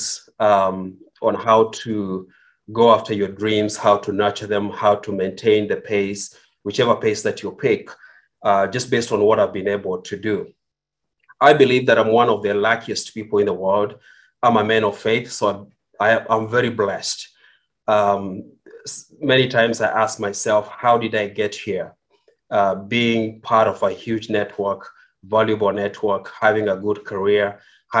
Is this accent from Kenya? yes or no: yes; Kenya; English is a second language; moved away as an adult; now in United States; I was born in Kenya. I grew up in Kenya.